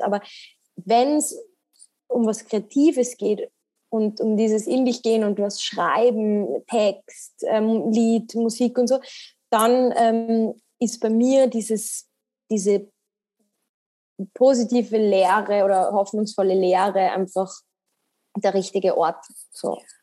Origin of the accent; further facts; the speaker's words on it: Salzburg, Austria; bin aus Salzburg